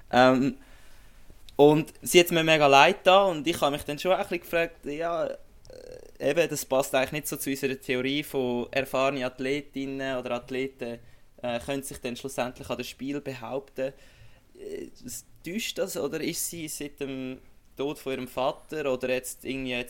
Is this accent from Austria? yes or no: no; Switzerland; jetzt als Schweizer eben kannst du sagen, hey, eine gute Leistung